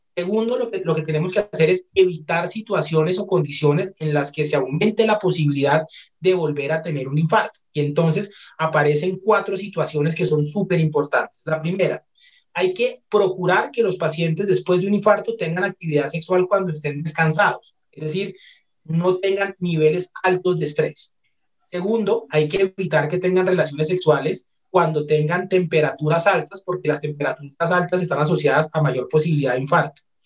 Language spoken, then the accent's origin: Spanish; Colombia; also born or lived in Barcelona, Spain; Como buenos colombianos, invitamos a la pareja a comer